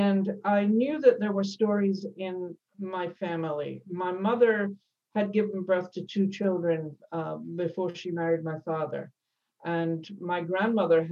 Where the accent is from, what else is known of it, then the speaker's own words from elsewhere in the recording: Scotland, United Kingdom; moved away; I was born in Scotland and, you know, clearly have moved a long way from there over the years